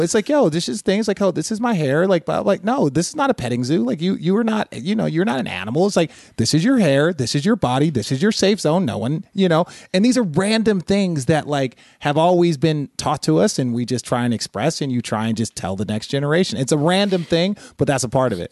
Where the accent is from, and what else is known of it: Phoenix, Arizona, United States; born or raised there; also born or lived in Los Angeles, California